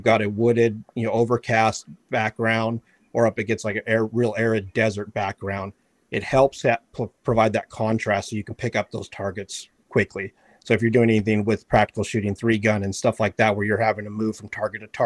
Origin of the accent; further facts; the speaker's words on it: Yuma, Arizona, United States; also born or lived in Kentucky; I grew up in Yuma out here in Arizona in the desert hunting